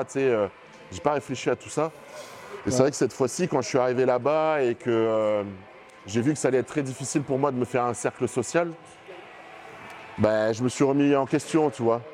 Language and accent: French; Bordeaux, Nouvelle-Aquitaine, France; je viens d'ici